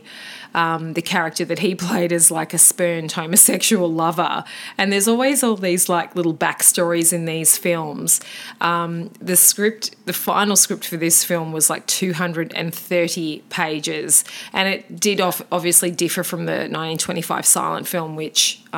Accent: Australia; he was a compatriot of ours from Tasmania. Well, we're not from Tasmania

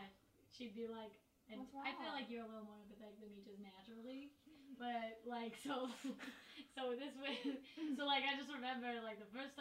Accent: Long Beach, California, United States; I do not have this accent in it. I'm from Long Beach, California.

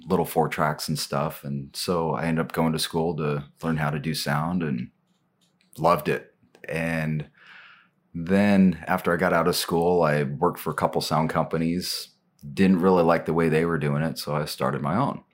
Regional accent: Portland, Oregon, United States; also born or lived in Cottage Grove, Oregon; I was born in Portland, you know, kinda raised in the area, kinda between here and Cottage Grove, which is down in the Eugene area

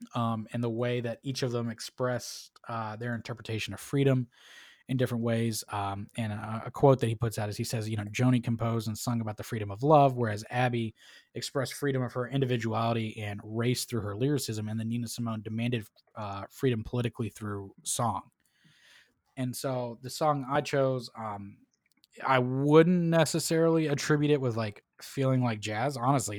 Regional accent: Tennessee, United States; I'm from Tennessee.

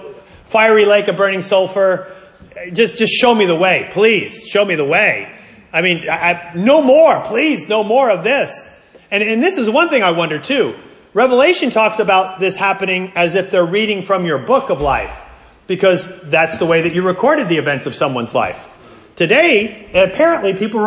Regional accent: United States; I'm an American

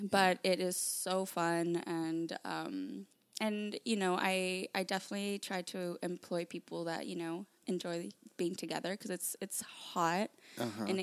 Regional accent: Palm Springs, California, United States; moved away as an adult; now in Los Angeles, United States; born and raised in Palm Springs.

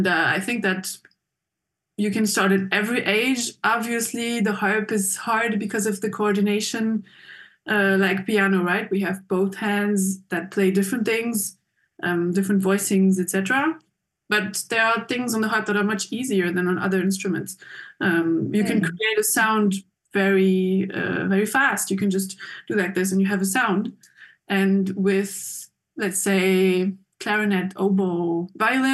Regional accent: Geneva, Switzerland; moved away as an adult; now in Basel, Switzerland; I grew up in Geneva, Switzerland

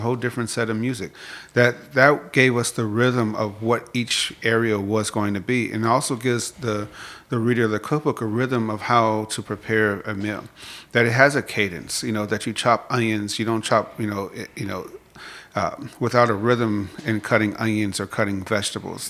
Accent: Chicago, Illinois, United States; moved away as an adult; now in Atlanta, United States; growing up in Chicago

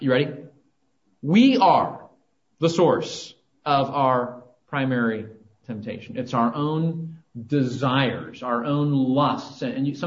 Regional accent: Southern California, United States; moved away; I grew up in Southern California

